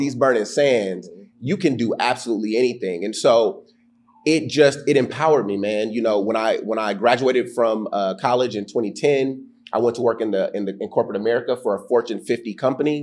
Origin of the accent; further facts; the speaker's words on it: Chino Hills, California, United States; moved away as an adult; also born or lived in Atlanta, Georgia / Minneapolis, Minnesota; I grew up in the Inland Empire